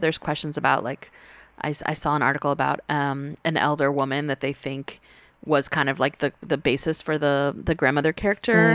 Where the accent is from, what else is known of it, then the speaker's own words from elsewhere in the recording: North Carolina, United States; growing up in the South in North Carolina